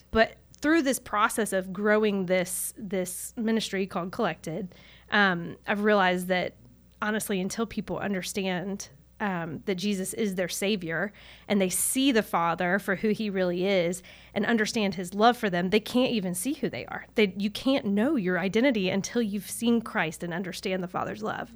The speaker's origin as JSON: {"language": "English", "town": "Charlotte", "region": "North Carolina", "country": "United States", "tie": "born or raised there", "said": "I grew up in Charlotte"}